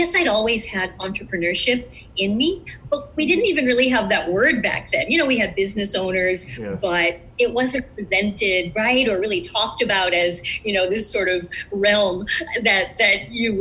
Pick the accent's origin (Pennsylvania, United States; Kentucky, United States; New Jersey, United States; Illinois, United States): Illinois, United States; Chicago; So growing up in Chicago